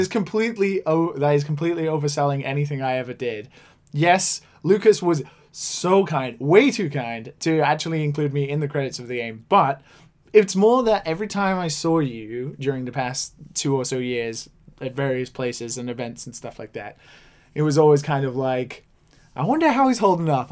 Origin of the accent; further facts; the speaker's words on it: Wales, United Kingdom; accent: Welsh; now in Japan; I mentioned that I'd grown up in Wales